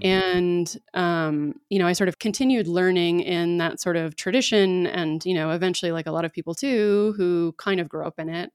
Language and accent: English; Dallas, Texas, United States; I grew up in Dallas, so I grew up in the South